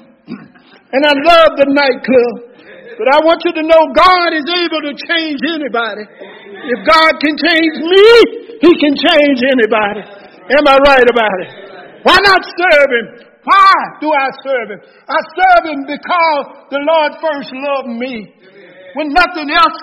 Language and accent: English; Salisbury, United States; I was the boy from Dixonville.